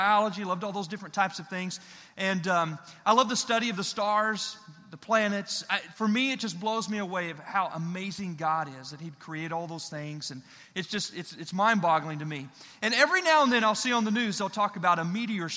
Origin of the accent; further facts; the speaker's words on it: Illinois, United States; moved away; I grew up in Illinois, landlocked